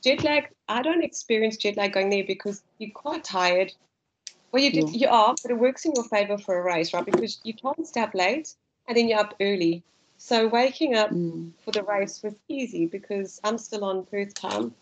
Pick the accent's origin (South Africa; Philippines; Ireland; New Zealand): South Africa; accent: South African; now in Australia; my South African accent.